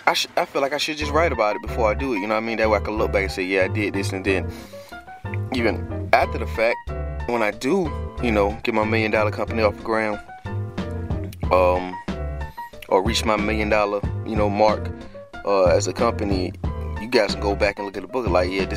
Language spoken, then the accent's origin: English; Trenton, New Jersey, United States; born there; I was born in Trenton, and, you know, when my mom moved down here and stuff like that.